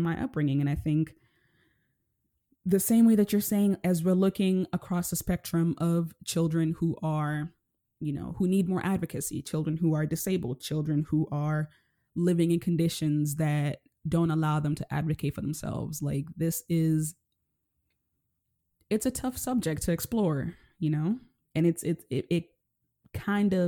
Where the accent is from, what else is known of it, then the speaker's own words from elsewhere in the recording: Nairobi, Kenya; I grew up living in Nairobi, Kenya. I come from poverty.